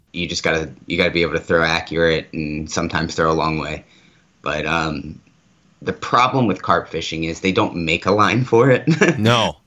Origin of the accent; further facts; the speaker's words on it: Maryland, United States; now in Arizona, United States; I grew up on the East Coast. I'm from Maryland originally. Um, I grew up on the Susquehanna River